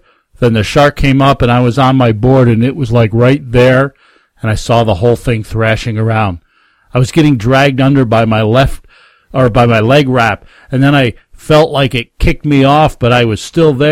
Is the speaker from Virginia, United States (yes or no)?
no; Hudson Valley Catskills, New York, United States; I grew up in the Hudson Valley Catskills